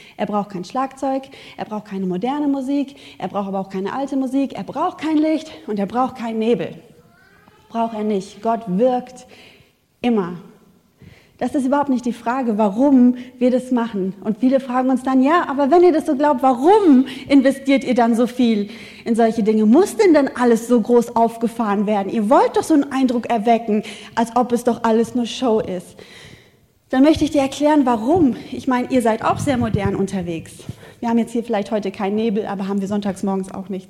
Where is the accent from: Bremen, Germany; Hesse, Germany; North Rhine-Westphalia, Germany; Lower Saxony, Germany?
North Rhine-Westphalia, Germany; Wuppertal; ich komme aus Wuppertal, wir haben keine Natur